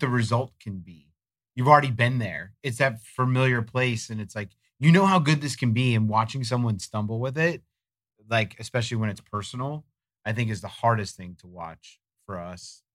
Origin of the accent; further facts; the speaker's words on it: Florida, United States; growing up in Florida